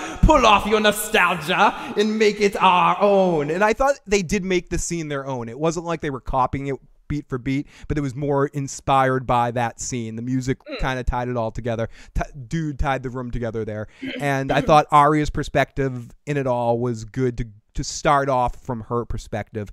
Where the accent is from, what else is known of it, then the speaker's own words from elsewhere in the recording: Boston, Massachusetts, United States; we're from Boston